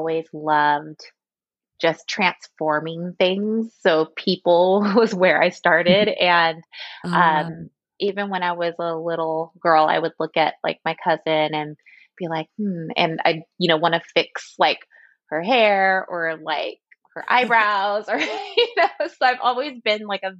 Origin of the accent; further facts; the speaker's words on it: Anacortes, Washington, United States; moved away as an adult; also born or lived in Seattle / Portland, Oregon / Texas; now in Ohio, United States; I was born in Seattle, raised in Anacortes, which is north of Seattle